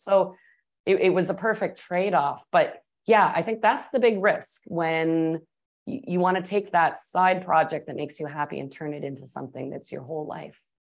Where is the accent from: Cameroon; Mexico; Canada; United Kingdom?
Canada; Toronto, Ontario; moved away as an adult; also born or lived in Atlanta / Texas / Colorado / New Orleans; I was born in Atlanta, grew up in Toronto, went back to the States to work and cook a bit